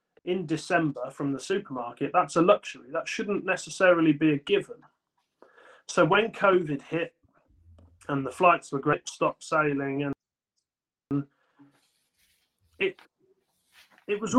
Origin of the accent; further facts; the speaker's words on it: United Kingdom; as British growers